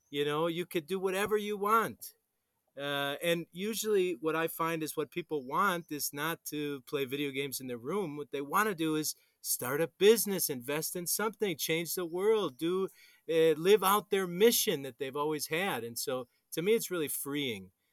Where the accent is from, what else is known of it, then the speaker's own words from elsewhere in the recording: Wisconsin, United States; now in Colombia; I'm from Wisconsin